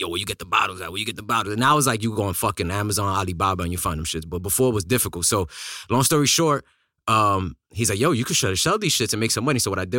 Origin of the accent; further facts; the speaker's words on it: Brooklyn, New York, United States; So I'm Dominican, but I was born in New York. So I'm like Americanized Dominican now. But I was out. So I'm like a New York mutt. So I spent the first 10 years in Brooklyn, East New York.